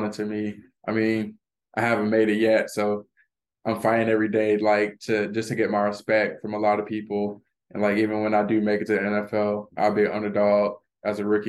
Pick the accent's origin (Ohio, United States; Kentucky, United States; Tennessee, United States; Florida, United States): Florida, United States; moved away as an adult; now in Illinois, United States; I'm from Florida